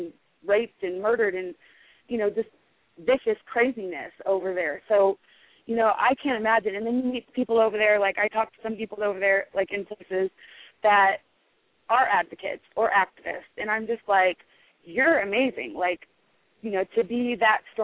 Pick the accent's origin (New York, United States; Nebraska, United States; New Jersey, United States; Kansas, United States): Nebraska, United States; I'm from Nebraska